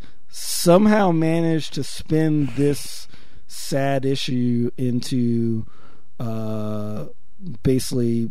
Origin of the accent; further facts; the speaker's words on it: Paterson, New Jersey, United States; now in Milwaukee, United States; my hometown of Patterson in Jersey